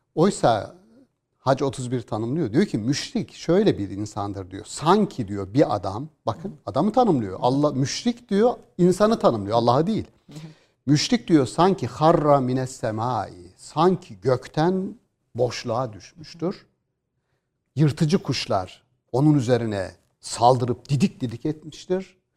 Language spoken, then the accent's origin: Turkish; Gümüşhane Province, Turkey; biz bir orman orman içerisinde bir 2000 rakımlı bir Doğu Karadeniz bir köydeyiz aslında. Müthiş bir köyümüz var